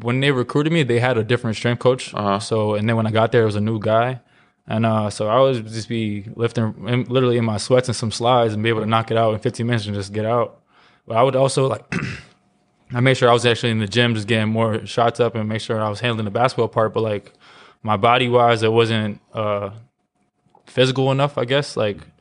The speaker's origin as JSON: {"language": "English", "town": "New York City", "region": "New York", "country": "United States", "tie": "born or raised there", "said": "I grew up in Brooklyn"}